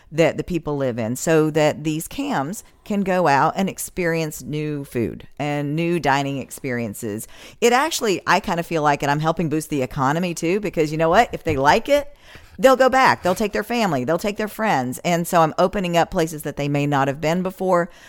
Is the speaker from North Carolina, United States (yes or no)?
yes; west of Asheville, North Carolina, United States; moved away as an adult; also born or lived in New York; now in Florida, United States; I'm originally from the mountains of North Carolina, grew up, uh, west of Asheville, and in a little tiny paper mill town